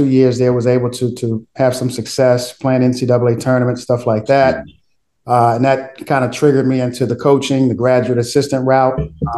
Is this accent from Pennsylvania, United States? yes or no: yes; Philadelphia, Pennsylvania, United States; moved away; born and raised in Philadelphia.